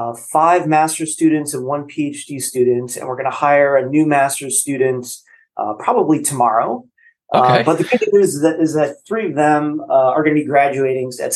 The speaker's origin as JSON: {"language": "English", "region": "Colorado", "country": "United States", "tie": "born or raised there", "also_born_or_lived": "North Dakota", "moved": "yes", "lives_now": "Louisiana, United States", "said": "So I grew up in Colorado. My dad was a researcher for the Colorado Division of Wildlife. And then we moved to North Dakota"}